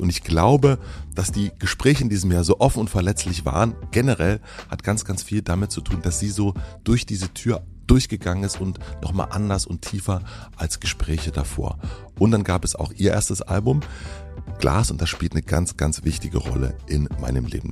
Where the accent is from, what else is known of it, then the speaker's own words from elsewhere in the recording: Brandenburg, Germany; ich bin ja in Brandenburg aufgewachsen